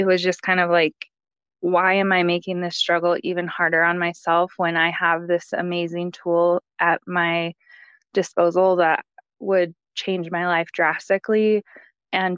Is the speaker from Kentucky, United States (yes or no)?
no; Colorado, United States; I'm from Colorado